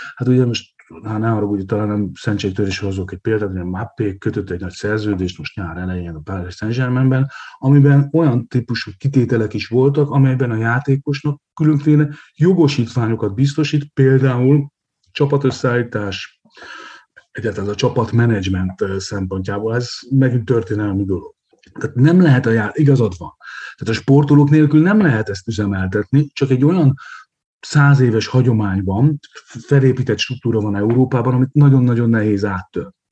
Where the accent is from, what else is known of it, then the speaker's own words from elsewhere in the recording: Hungary; én ugyan félig vidéken élek, Balaton partján születtem